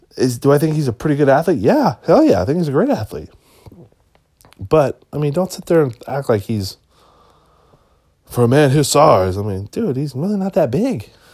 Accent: Washington, United States; I'm from Washington State

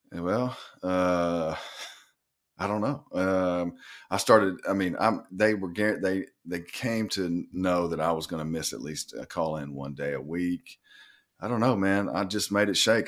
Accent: North Little Rock, Arkansas, United States; moved away as an adult; also born or lived in Florida / Michigan / Cuba; I'm from Northern Rock, Arkansas, uh, born and raised.

